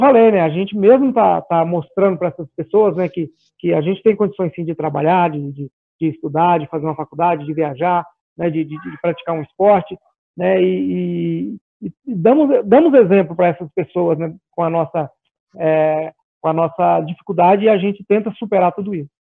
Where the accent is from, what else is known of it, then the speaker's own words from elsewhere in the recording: Goiás, Brazil; sou goiano